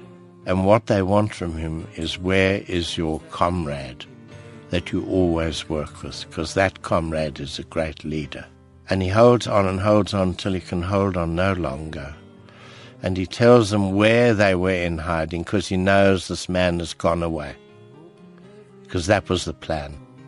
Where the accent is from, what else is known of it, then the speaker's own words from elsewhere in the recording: Cape Town, Western Cape, South Africa; So I said, well, who's Dr. Utah? I'm from Cape Town. I don't know.